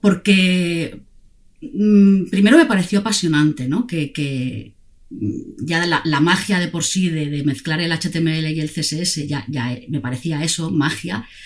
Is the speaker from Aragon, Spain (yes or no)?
yes; Zaragoza, Aragon, Spain; moved away as an adult; now in Barcelona, Spain; somos de la misma tierra, eh, los dos venimos de Zaragoza